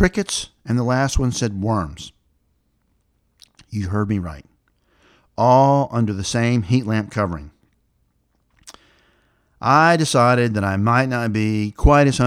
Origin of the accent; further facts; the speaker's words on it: the South, United States; growing up in the South in the 60s, 70s, and 80s